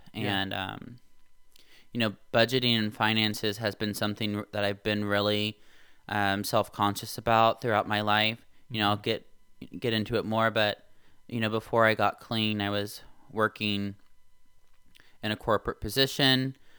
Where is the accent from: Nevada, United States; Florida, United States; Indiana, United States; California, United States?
Indiana, United States; So I grew up in Indiana. I moved away for college.